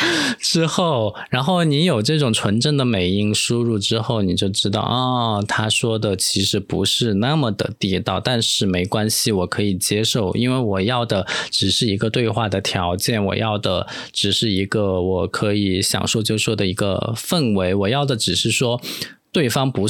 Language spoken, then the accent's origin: Chinese; Taiwan; accent: Taiwanese; 我要在每次讲台湾腔的时候都表示一下我的立场嘛